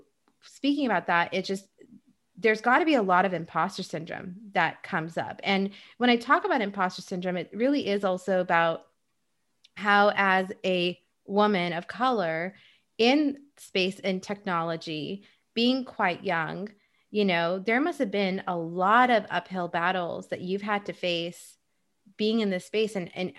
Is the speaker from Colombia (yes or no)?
no; Dubai, United Arab Emirates; also born or lived in Egypt / Saudi Arabia; now in United States; being Indian myself, but then I never grew up in India, and growing up in Egypt and in Saudi Arabia and Dubai and all those places, and then moving to the States